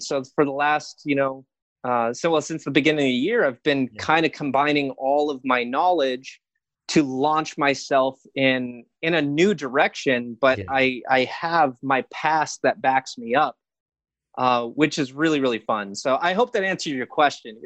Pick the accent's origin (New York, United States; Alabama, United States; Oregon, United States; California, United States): California, United States; Hesperia; also born or lived in Glendale, California; I actually grew up uh, two hours north in Hesperia, Victorville, Apple Valley area.